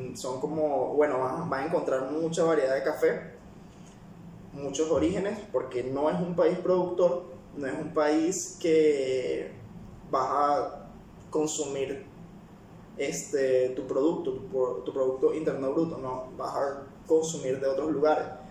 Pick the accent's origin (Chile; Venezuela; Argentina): Venezuela; also born or lived in Peru; now in United Arab Emirates; soy de Venezuela